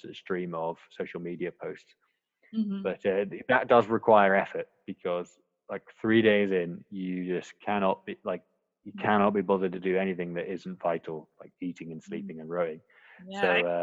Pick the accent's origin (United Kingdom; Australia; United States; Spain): United Kingdom; Scotland; now in Hong Kong; I'm born and bred in Scotland